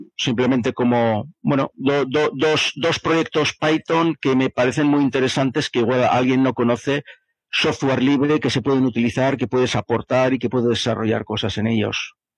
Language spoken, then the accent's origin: Spanish; Bilbao, Basque Country, Spain; De Bilbao.